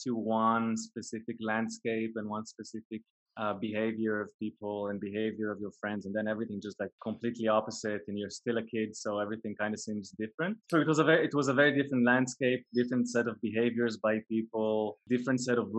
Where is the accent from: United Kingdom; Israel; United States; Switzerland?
Israel; a kibbutz in northern Israel, Northern District; I was born in a kibbutz way up north in Israel, which is a really unique childhood